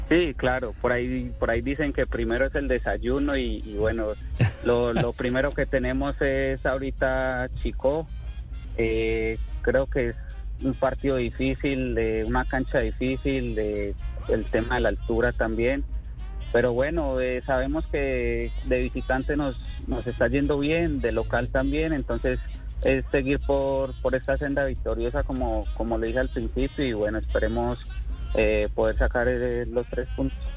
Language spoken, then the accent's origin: Spanish; Paisa region, Colombia; somos paisas